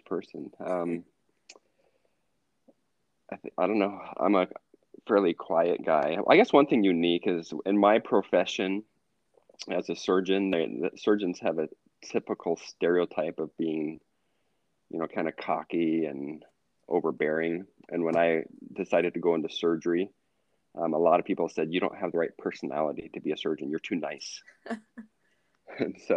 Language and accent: English; Sparks, Nevada, United States; moved away as an adult; also born or lived in Tooele, Utah / Reno, Nevada / Ellensburg, Washington / Northern California; I was born in Tooele, Utah, and then we moved to Sparks, Nevada, and then I moved to Reno, Nevada